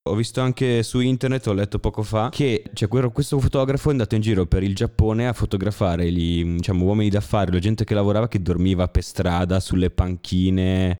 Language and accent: Italian; Como, Lombardy, Italy; io vengo da Como